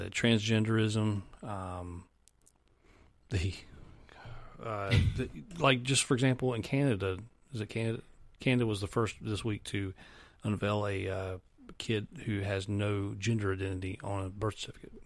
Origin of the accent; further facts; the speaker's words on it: the South, United States; I'm of Irish descent from the South here